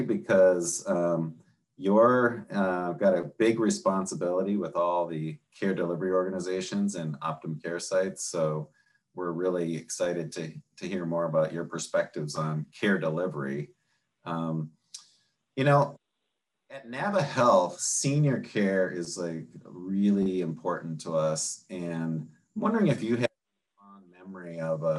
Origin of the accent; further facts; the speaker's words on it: Minnesota, United States; accent: Minnesota accent; moved away; I grew up in Minnesota. And it's like every once in a while, I'll get this Minnesota accent that'll come out